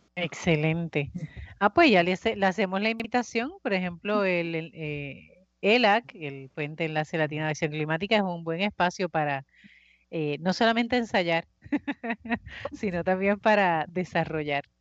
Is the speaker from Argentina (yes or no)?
no; Puerto Rico; como puertorriqueños